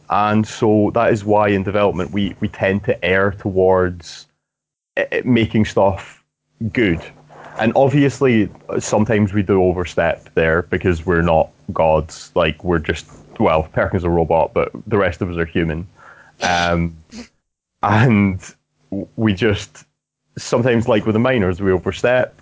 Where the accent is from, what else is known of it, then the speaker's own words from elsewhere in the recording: Scotland, United Kingdom; I'm Scottish